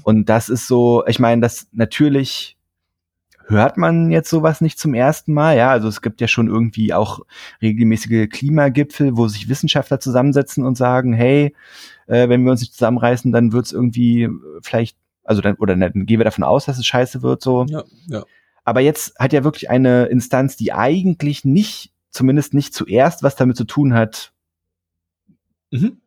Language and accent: German; Frankfurt, Brandenburg, Germany; moved away; ich bin ja in Frankfurt-Oder geboren und mhm. habe da auch ähm, lange Zeit meines Lebens natürlich verbracht